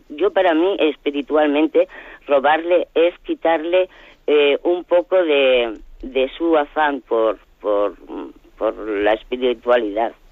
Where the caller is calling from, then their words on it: Lleida, Catalonia, Spain; de Lérida.